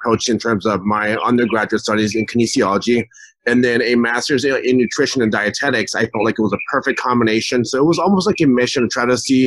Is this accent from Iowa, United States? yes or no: no; Colton, California, United States; I grew up in Colton, California, which is right by Loma Linda